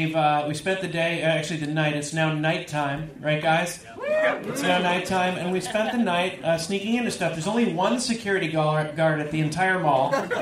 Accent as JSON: {"language": "English", "region": "California", "country": "United States", "moved": "yes", "said": "I'm from California originally, and I didn't know what a donaire was."}